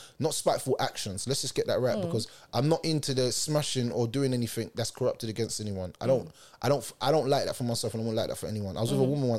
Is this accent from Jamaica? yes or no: yes; Jamaica; So things that I'll say to you will burn your skin because I'm Jamaican and I've got that fire in my belly